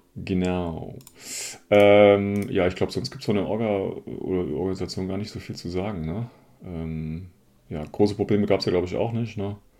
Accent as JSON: {"language": "German", "region": "Hesse", "country": "Germany", "said": "ich als Hesse"}